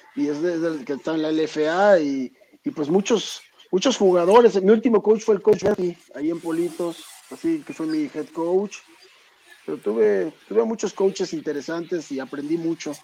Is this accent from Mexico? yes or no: yes; Mexico City, Mexico; also born or lived in Michoacán; somos de ahí del nororiente de la ciudad, eh, cerca de San Juan de Aragón, Eduardo Molina por la Prepa 3, por ahí viví toda mi vida